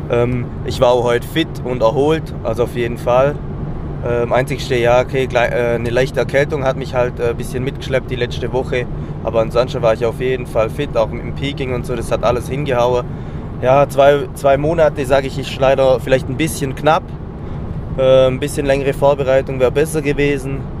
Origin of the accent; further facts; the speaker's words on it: Southern Germany, Germany; Allgemein habe ich mit Calisthenics noch nicht so viel am Hut gehabt, weil es bei uns in Süddeutschland einfach nicht so bekannt ist.